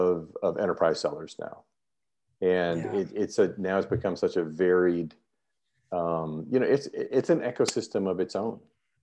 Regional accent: North Carolina, United States; moved away as an adult; also born or lived in Mississippi / Washington, D.C.; now in Sweden; I grew up in North Carolina.

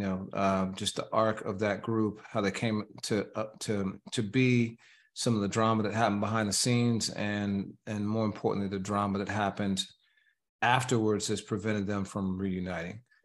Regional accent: Indiana, United States; I grew up in Indiana and my hometown was, is, was defined as so average to America

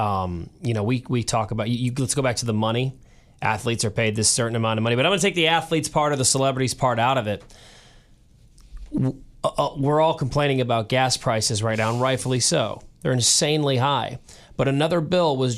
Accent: United States; as an American

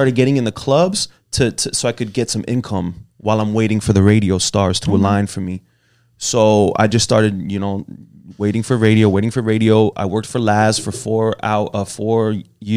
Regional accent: Broward County, Florida, United States; also born or lived in Miami, Florida; I was born in Miami and I was raised in Broward

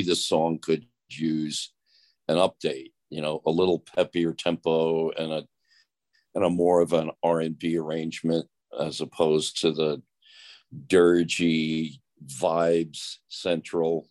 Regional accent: Philadelphia, Pennsylvania, United States; We're both from Philly

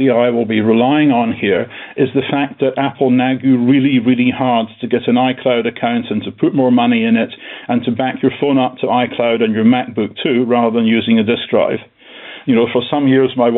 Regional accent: United Kingdom; being a Brit

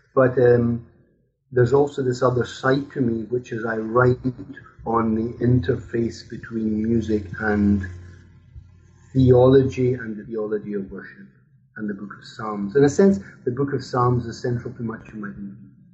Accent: Scotland, United Kingdom; now in Brussels, Belgium; I'm Scottish. I grew up in Scotland

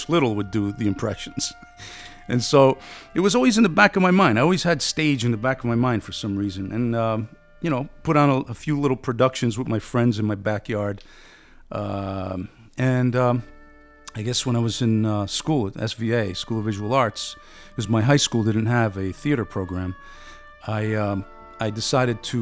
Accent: Paterson, New Jersey, United States; first language Italian; English is a second language; also born or lived in Italy; I grew up speaking Italian and living in an Italian neighborhood. 21st Avenue in Patterson was largely Italian.

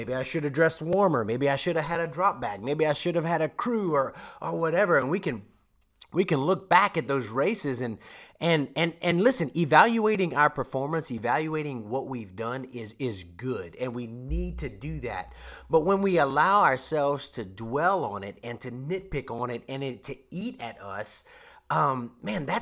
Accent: Louisiana, United States; now in Oklahoma, United States; I'm from Louisiana

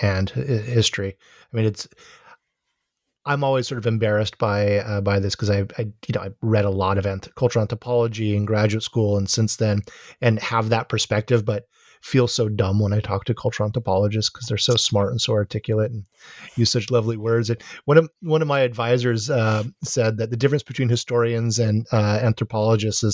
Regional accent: Honolulu, Hawaii, United States; now in Santa Cruz, United States; Honolulu, my hometown

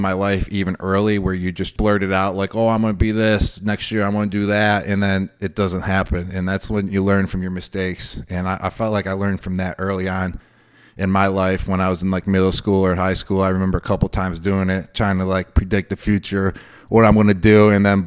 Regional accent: Buffalo, New York, United States; I grew up in Buffalo, New York.

